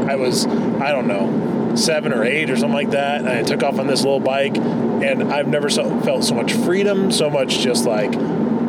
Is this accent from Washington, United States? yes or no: yes; Spokane, Washington, United States; I grew up in Spokane and lived in two different general areas in Spokane